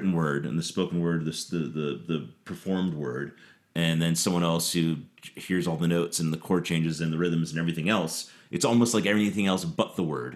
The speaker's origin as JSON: {"language": "English", "area": "New York, New Jersey, Philadelphia area", "region": "Northeast", "country": "United States", "moved": "yes", "said": "I'm from the Northeast. From the New York, New Jersey, Philly area."}